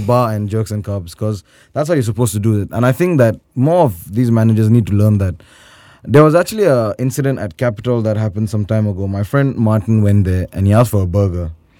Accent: Turkey; Hello, I'm Turkish, Johnny, I'm not Indian.

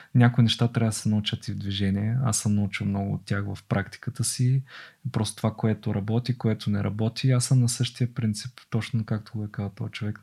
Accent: Bulgaria; аз като българин

